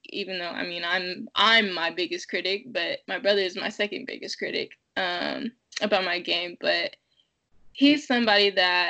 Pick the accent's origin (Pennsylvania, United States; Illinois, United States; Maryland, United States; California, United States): California, United States; Fairfield; moved away as an adult; now in Salt Lake City, United States; I grew up in Fairfield, California